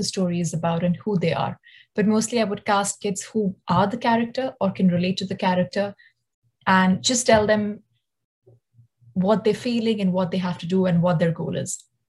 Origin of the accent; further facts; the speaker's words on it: Delhi, India; moved away; my hometown in Delhi